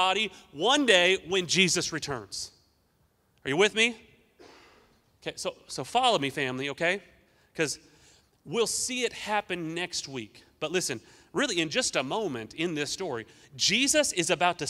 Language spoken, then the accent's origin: English; Newton, Kansas, United States; I'm from Newton, Kansas